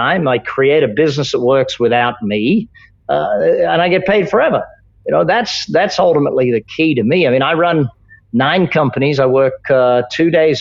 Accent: Australia; I grew up in Australia

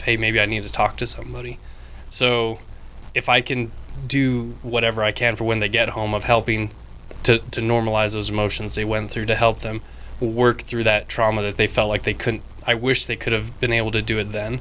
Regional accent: Wyoming, United States; I am from Wyoming

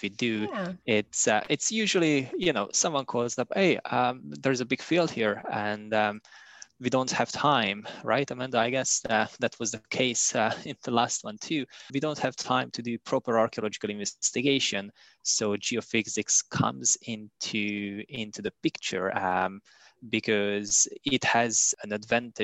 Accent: Hungary; moved away as an adult; also born or lived in Budapest, Hungary; now in Canada; By trade, I'm a geophysicist from Hungary. I finished my university studies in Budapest

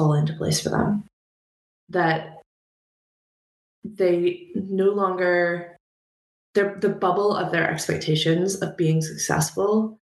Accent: Belfast, Northern Ireland, United Kingdom; moved away as an adult; now in United States; where I grew up in Belfast

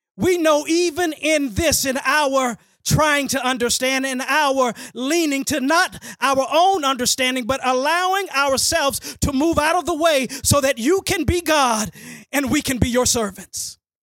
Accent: Dallas, Texas, United States; I grew up in Hamilton Park, went to elementary at Stultz Road

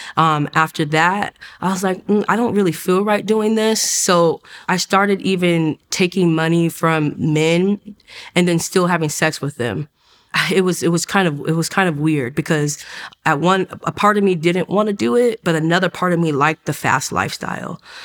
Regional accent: Oceanside, California, United States; I grew up in Oceanside, California.

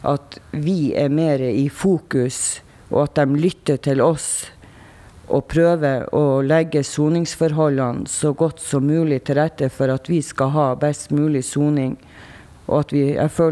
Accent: Tromsø, Troms, Norway; og jeg er fra Tromsø.

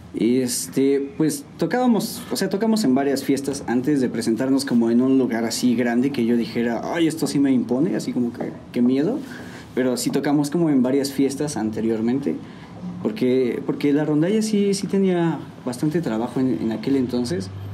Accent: San Juan del Río, Querétaro, Mexico; Soy de aquí de San Juan del Río. Este, mis papás igual son de aquí. Todos somos de aquí.

